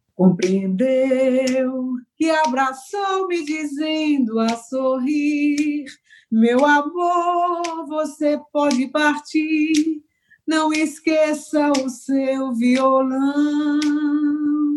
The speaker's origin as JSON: {"language": "Portuguese", "town": "Sertânia", "region": "Pernambuco", "country": "Brazil", "tie": "born or raised there", "moved": "yes", "lives_now": "Recife, Brazil", "said": "que é o projeto lá da minha terra, lá de Sertânia"}